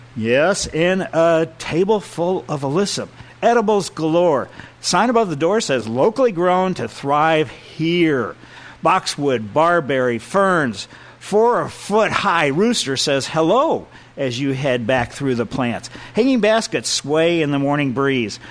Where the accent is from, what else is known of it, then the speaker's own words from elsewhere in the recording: Ellisville, Missouri, United States; Growing up in Maple Lane in Ellisville, where silver maples was our trees